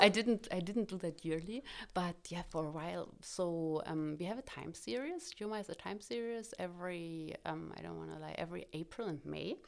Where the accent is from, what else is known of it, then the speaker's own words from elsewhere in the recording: Cottbus, Brandenburg, Germany; I was born in Cottbus